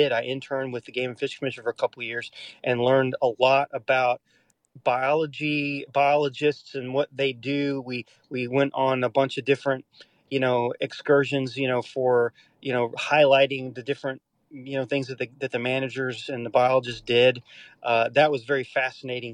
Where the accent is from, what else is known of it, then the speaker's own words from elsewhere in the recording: Arkansas, United States; living in Arkansas, growing up in Arkansas